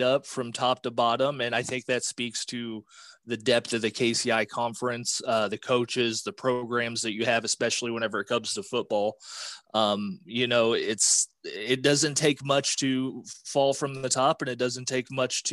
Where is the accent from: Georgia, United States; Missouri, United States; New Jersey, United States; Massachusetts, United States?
Missouri, United States; Lathrop; ended up going to my hometown newspaper, the Rural Reporter in Lathrop